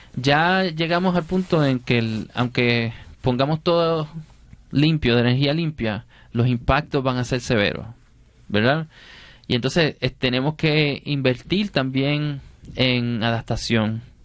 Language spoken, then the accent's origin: Spanish; Puerto Rico; Yo soy rapero y soy poeta puertorriqueño